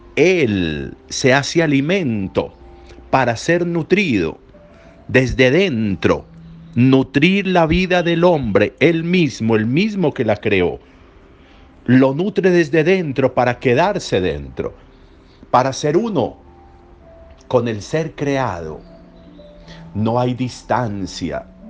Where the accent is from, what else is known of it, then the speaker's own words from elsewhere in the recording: Colombia; nosotros como colombianos